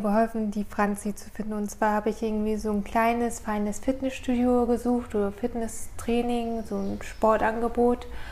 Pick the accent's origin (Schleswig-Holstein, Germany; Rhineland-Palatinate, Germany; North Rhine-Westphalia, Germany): Schleswig-Holstein, Germany; Norderstedt; moved away as an adult; also born or lived in Johannesburg, South Africa; now in Ulm, Germany; bin in Norderstedt in der Nähe von Hamburg aufgewachsen und dort auch zur Schule gegangen